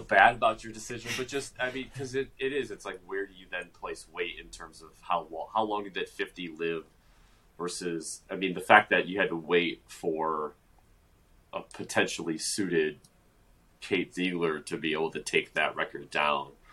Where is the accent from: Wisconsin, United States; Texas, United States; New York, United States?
Wisconsin, United States; Brown Deer; born or raised there